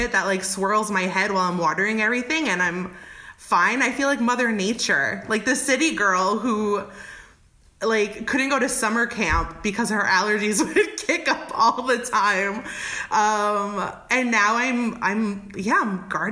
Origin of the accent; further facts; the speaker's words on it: New York, United States; moved away as an adult; now in Oakland, United States; I'm originally from New York